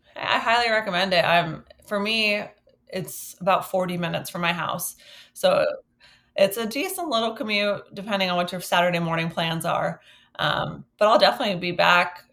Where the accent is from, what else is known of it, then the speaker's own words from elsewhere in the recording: Westfield, Massachusetts, United States; moved away; I'm visiting my hometown of Westfield, Massachusetts